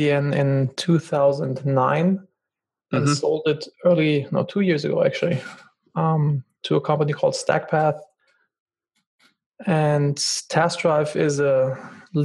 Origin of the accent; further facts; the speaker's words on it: Germany; moved away; I'm originally from Germany